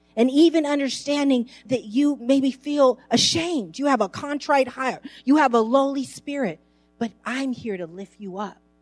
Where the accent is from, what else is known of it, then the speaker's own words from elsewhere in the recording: San Francisco, California, United States; I grew up in San Francisco, right close to Geary Street on Ellis.